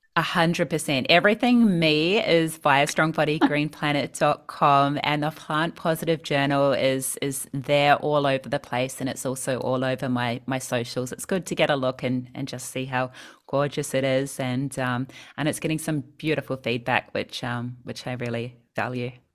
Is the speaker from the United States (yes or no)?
no; New Zealand; moved away as an adult; now in Sydney, Australia; I grew up in New Zealand. I moved to Sydney when I was twenty-one